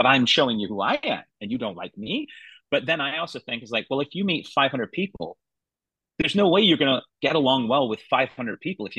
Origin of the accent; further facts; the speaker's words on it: Canada; also born or lived in England; I was born in there and I grew up in Canada